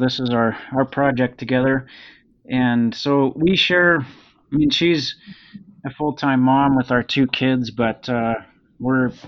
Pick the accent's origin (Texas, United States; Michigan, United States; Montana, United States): Montana, United States; Helena; also born or lived in Seattle, Washington; now in Bozeman, United States; I grew up in Helena, just north of Bozeman